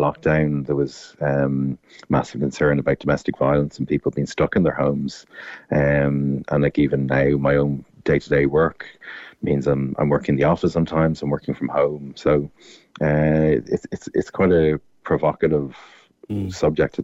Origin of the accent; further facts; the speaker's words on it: Dublin, Leinster, Ireland; I'm from Dublin, so it's odd for a Dub to be coming down